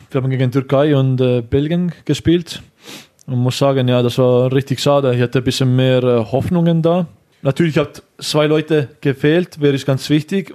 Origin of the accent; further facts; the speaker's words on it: Estonia; German is a second language; moved away as an adult; also born or lived in Switzerland; now in Germany; Ich komme aus Estland